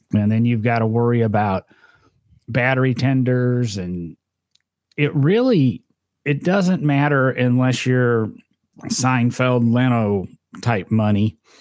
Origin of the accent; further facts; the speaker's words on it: Midwest, United States; I grew up in the Midwest, so I'm used to snow